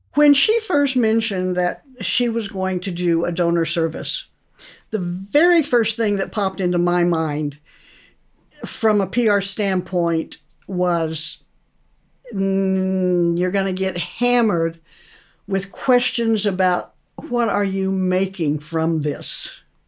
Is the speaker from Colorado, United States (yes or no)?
yes; Montrose, Colorado, United States; moved away as an adult; now in Kentucky, United States; I am currently living in Kentucky, but I grew up in Montrose. I was raised there, went to school there